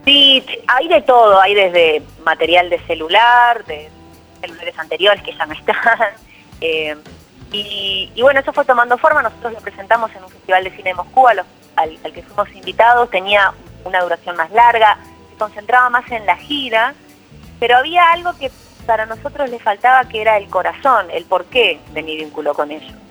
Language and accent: Spanish; Uruguay; moved away as an adult; now in Argentina; yo claramente soy uruguaya, vivo hablando del Uruguay